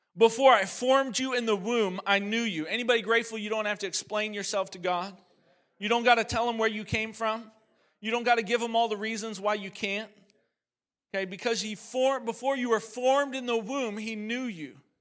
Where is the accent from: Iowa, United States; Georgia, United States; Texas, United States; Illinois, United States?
Illinois, United States; Chicago; also born or lived in Oregon; I'm originally from Oregon. I was born in Oregon, but my dad and mom split up when I was four. Pretty common story these days. And my mom moved to Chicago